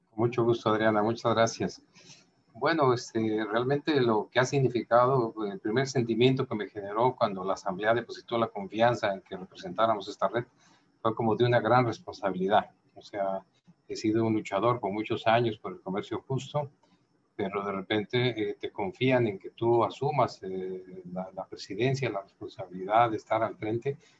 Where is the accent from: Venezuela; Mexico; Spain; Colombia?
Mexico; en mi caso yo produzco miel y el alimento era un sector estratégico en mi país